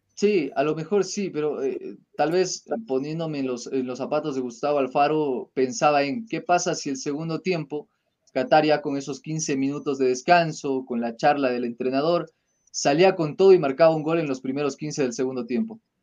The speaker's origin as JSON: {"language": "Spanish", "country": "Ecuador", "said": "de poder decir que somos ecuatorianos"}